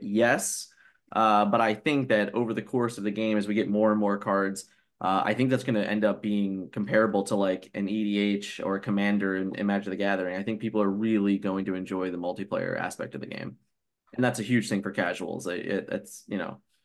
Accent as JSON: {"language": "English", "town": "Philadelphia", "region": "Pennsylvania", "country": "United States", "said": "I'm a kid from Philly"}